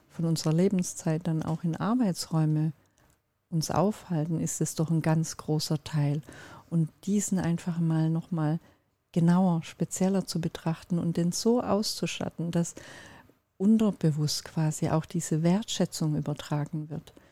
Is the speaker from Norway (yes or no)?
no; Turkey; Ich bin Türkin und mein Mann ist Finne